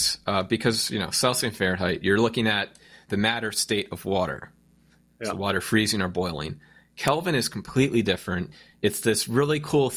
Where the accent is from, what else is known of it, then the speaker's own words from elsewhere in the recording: United States; I'm an American